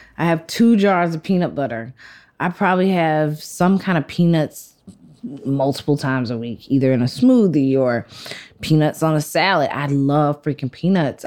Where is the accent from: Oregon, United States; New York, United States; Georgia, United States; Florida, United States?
Georgia, United States; Athens; So I grew up in Athens, mm-hmm. which is like a small college town 60 miles outside of Atlanta.